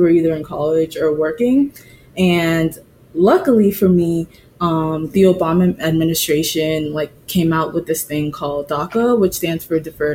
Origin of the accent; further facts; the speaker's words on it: Boston, Massachusetts, United States; also born or lived in Antigua; So I live in Boston and I've lived in Boston for most of my life